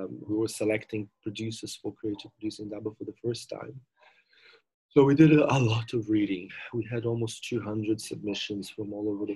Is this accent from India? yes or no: no; Brazil; moved away as an adult; also born or lived in London, United Kingdom; now in Cape Town, South Africa; I finished my degree in tourism and hospitality in Brazil